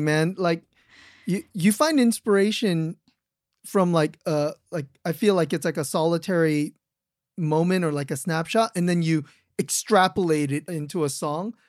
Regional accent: California, United States; moved away; I'm from California, so, like, hearing all the imagery from my home state

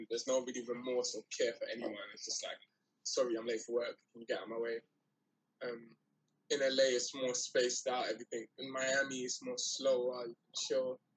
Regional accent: London, United Kingdom; I'm from London. I don't know how it works out there.

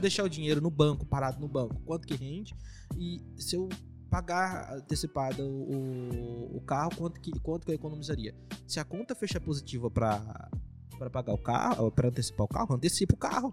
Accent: Presidente Venceslau, São Paulo, Brazil; moved away; Eu sou de Venceslau lá

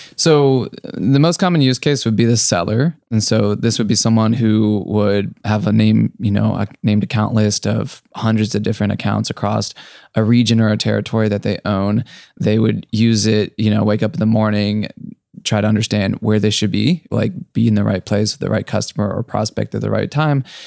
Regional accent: Akron, Ohio, United States; moved away; also born or lived in San Francisco; I grew up in Akron, Ohio

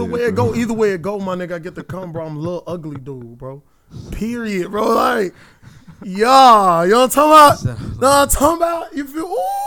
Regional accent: Midwest, United States; I'm from the Midwest. I'm a Midwest, baby.

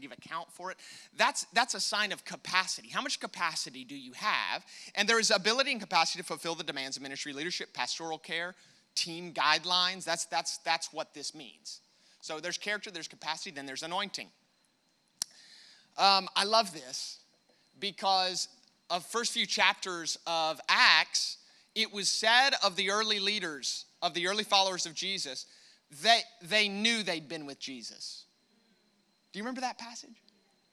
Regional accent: United States; accent: American; my American accent

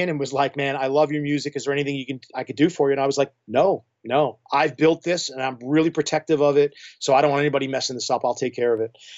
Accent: New York, United States; moved away as an adult; now in Clarkston, Michigan, United States; I mean, I'm not from here. I'm a New Yorker, so I moved here just, uh, uh, out of circumstance

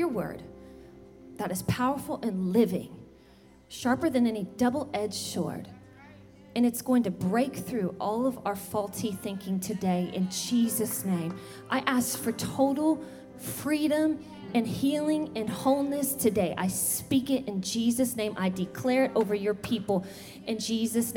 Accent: the South, United States; I'm from the South

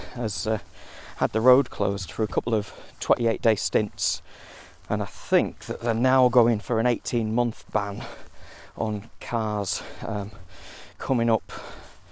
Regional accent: Morecambe Bay, North West England, United Kingdom; growing up around Morecambe Bay

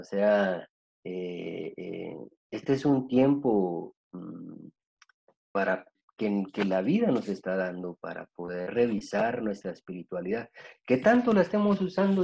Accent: Guatemala; soy, soy guatemalteco, nací en Guatemala hace 54 años

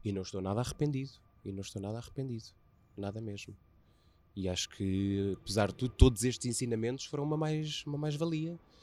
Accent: Águeda, Aveiro District, Portugal; faço parte do distrito de Aveiro, mas eu sou do Conselho de Águeda e dentro de Águeda sou de uma pequeníssima aldeia

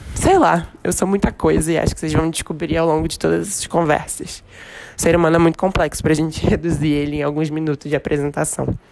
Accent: Rio de Janeiro, Brazil; accent: carioca; moved away as an adult; now in São Paulo, Brazil; Eu sou carioca, não sei se já deu para perceber pelo sotaque, e moro em São Paulo desde o início desse ano.

